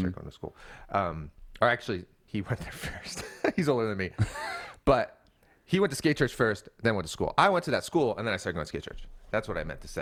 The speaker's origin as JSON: {"language": "English", "town": "Seattle", "region": "Washington", "country": "United States", "tie": "born or raised there", "moved": "as an adult", "lives_now": "Portland, United States", "said": "So I was born in Portland. We all grew up in the Seattle area"}